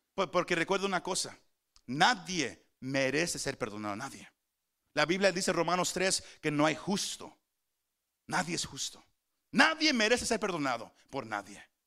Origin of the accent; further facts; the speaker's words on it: Mexico; Somos mexicanos